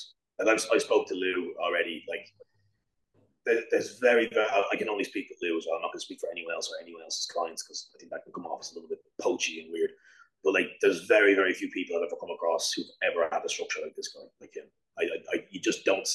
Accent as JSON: {"language": "English", "country": "Ireland", "moved": "yes", "lives_now": "United Kingdom", "said": "So I'm not actually from the UK. I am actually Irish. I just live in the UK."}